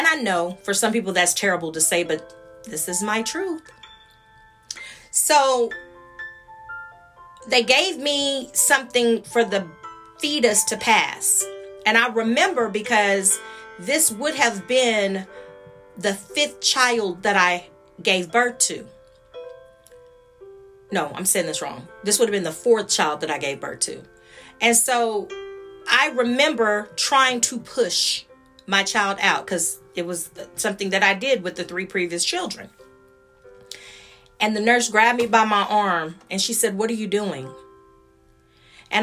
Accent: Austin, Texas, United States; also born or lived in Dallas; I was from Austin and he lived in Dallas, and that I was new to Dallas.

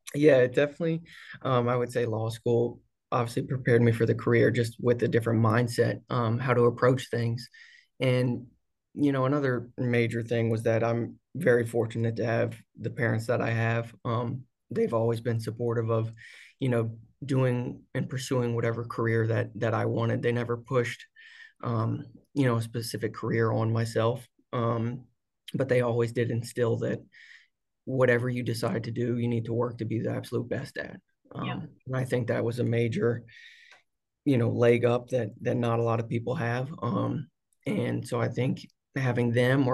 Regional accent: The Woodlands, Texas, United States; now in Houston, United States; I grew up here in the Woodlands, like I said, and I'm currently down in Houston with my family

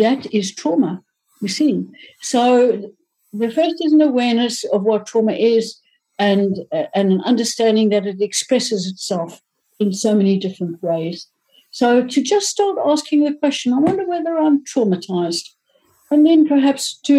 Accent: Johannesburg, Gauteng, South Africa

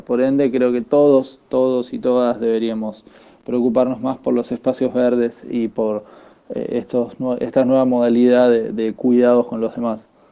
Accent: Avellaneda, Buenos Aires Province, Argentina; soy de Avellaneda, zona sur de Buenos Aires, Argentina.

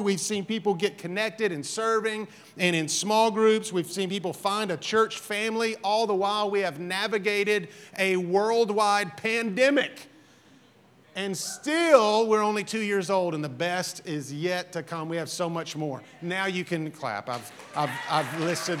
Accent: Alabama, United States; I'm from Alabama

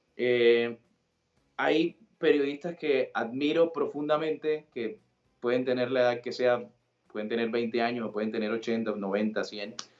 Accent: Sincelejo, Sucre, Colombia; accent: costeño; moved away as an adult; now in Buenos Aires, Argentina; nací en Cincelejo, Sucre, en, en Colombia.

